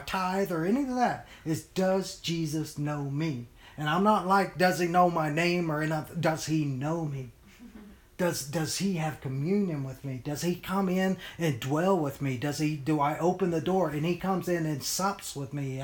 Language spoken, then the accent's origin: English; United States; we as the American church